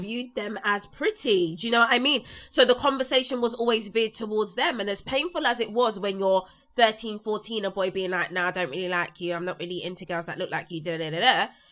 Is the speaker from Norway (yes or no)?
no; London, United Kingdom; someone that was born and raised in South London